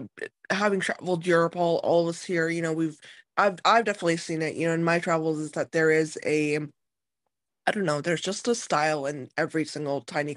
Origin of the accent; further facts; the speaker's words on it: United States; as an American consumer